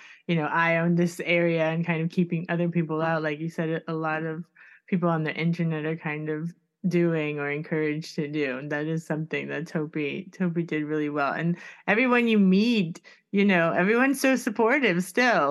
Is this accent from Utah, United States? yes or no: no; Miami, Florida, United States; I'm from Miami